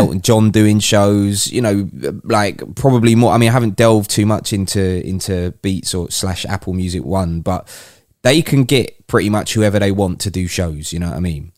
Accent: United Kingdom; as a Brit

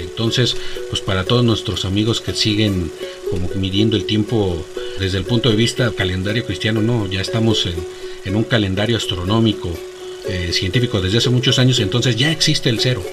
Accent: Mexico

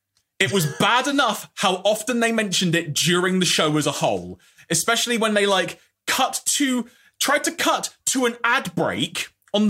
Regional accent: United Kingdom; I'm eternally British

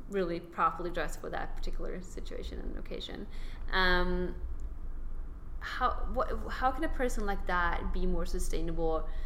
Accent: Sweden; I mean, I come from Sweden

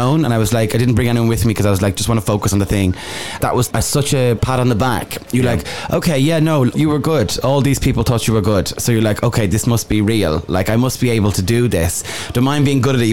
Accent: Ireland; I'm from Ireland

